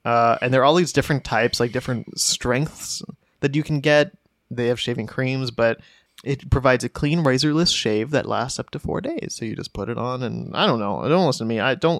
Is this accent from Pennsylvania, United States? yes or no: yes; Mount Wolf, Pennsylvania, United States; Mount Wolf, Pennsylvania. My city is not entirely relevant, but not many people are familiar with my hometown, so I thought I'd give it a shout out.